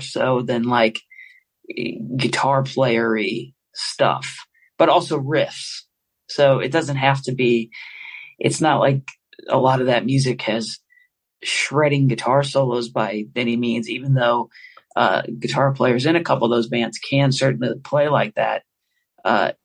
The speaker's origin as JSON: {"language": "English", "town": "St. Louis", "region": "Missouri", "country": "United States", "tie": "born or raised there", "said": "I grew up in St. Louis, Missouri"}